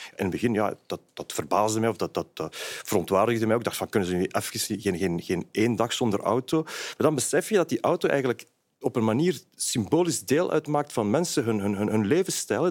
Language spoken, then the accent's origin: Dutch; Brussels, Brussels-Capital Region, Belgium; als Brusselaar